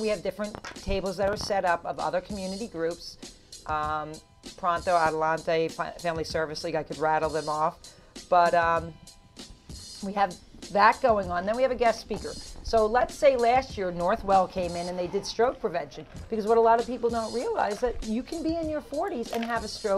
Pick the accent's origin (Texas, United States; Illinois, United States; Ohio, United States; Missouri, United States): Texas, United States; now in Suffolk County, New York, United States; I'm from Texas